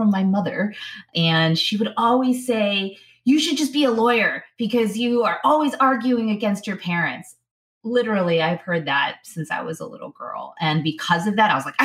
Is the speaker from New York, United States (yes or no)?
no; Chicago, Illinois, United States; I grew up in Chicago, Illinois. So born and raised in Chicago or the outlying suburbs